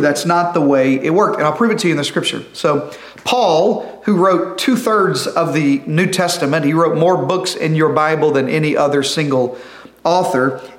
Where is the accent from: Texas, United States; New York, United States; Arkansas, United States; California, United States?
Arkansas, United States; I'm from Arkansas